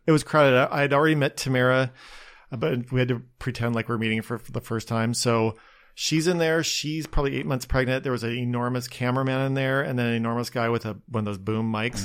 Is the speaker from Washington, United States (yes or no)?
yes; outside Spokane, Washington, United States; born or raised there; moved away as an adult; also born or lived in Seattle, United States / New York, United States / Los Angeles, United States; now in Long Beach, United States